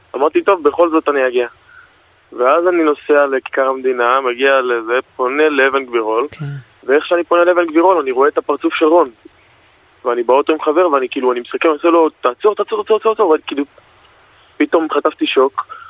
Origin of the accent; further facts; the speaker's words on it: Elei Sinai, Gaza envelope, Israel; now in Palmachim, Israel; אנחנו חברים מגיל אפס, אנחנו גדלנו ביחד בעוטף עזה, במושב אלי סיני